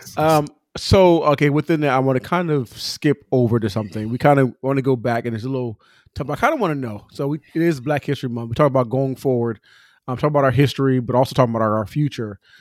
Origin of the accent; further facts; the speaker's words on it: Pomona, California, United States; I'm from Pomona. I, I claim my city. I rep my city